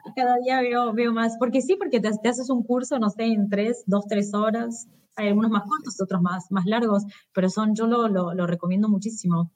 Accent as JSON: {"language": "Spanish", "region": "Buenos Aires", "country": "Argentina", "moved": "as an adult", "lives_now": "São Paulo, Brazil", "said": "soy de Buenos Aires"}